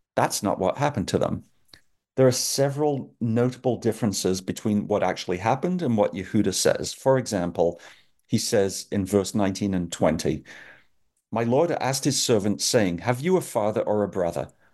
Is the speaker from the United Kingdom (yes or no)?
yes; England, United Kingdom; I'm from England